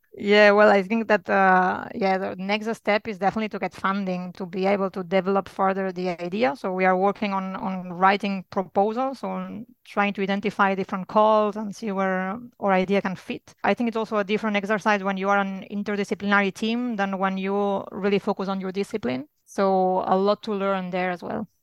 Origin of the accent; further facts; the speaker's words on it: Barcelona, Catalonia, Spain; moved away as an adult; now in Luxembourg; I'm from Barcelona, but I have settled with my family in Luxembourg